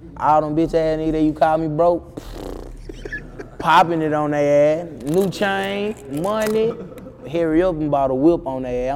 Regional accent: Arkansas, United States; I'm from Arkansas. I ain't used to being around no whole lot of people.

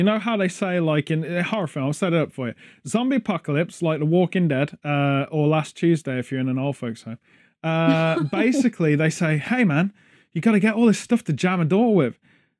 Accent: United Kingdom; The closest thing Americans have to jelly, being British, is jello

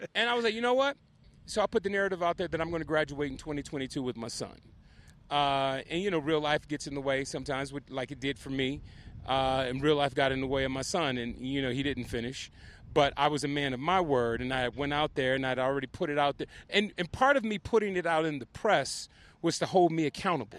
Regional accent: Compton, California, United States; I'm from Compton, both of us are first generation successful.

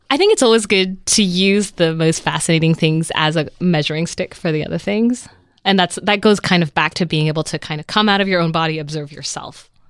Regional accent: Vancouver, British Columbia, Canada; also born or lived in Netherlands; I moved to Canada when I was a kid and grew up in Vancouver

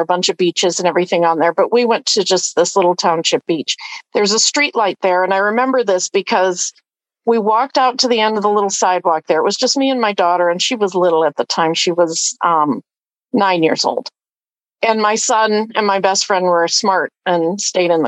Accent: Erie, Pennsylvania, United States; moved away; I grew up in Erie.

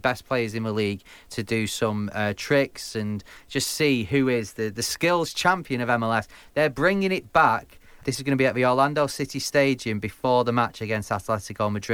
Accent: Manchester, North West England, United Kingdom; I'm from Manchester

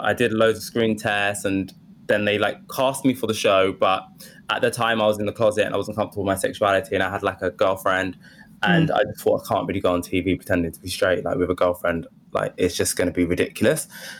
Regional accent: Woodford, London, United Kingdom; accent: Essex; Yeah, I grew up in Woodford. But I think I just trained myself to lose the Essex accent.

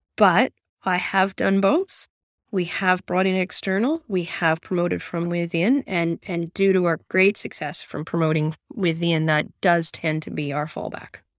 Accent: Canada; moved away as an adult; now in Newcastle, Australia; I'm Canadian originally

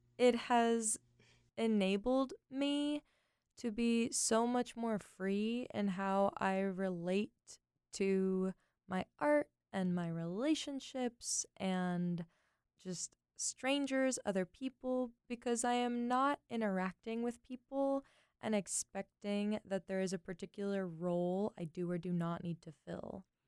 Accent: Los Angeles, California, United States; I grew up in the San Fernando Valley

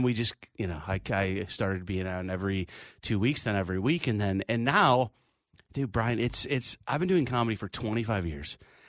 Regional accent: Rochester, New York, United States; now in New York City, United States; So I grew up in Rochester, New York.

